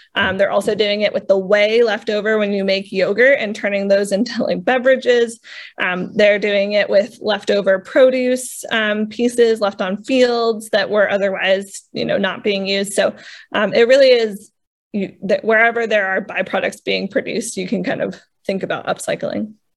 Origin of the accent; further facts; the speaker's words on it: New England, United States; I feel like I'm from New England.